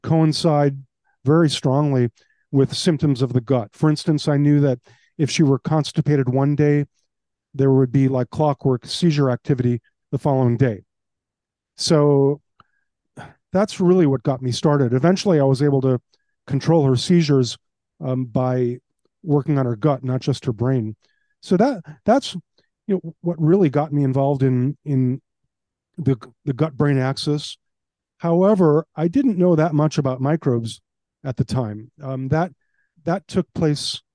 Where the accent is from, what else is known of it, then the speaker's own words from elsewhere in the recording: Chicago, Illinois, United States; now in Palm Beach County, United States; I was raised in Chicago.